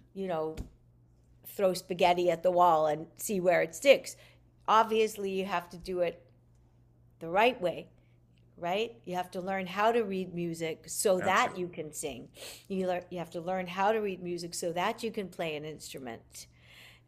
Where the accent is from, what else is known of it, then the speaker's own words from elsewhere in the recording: Montreal, Quebec, Canada; I'm Canadian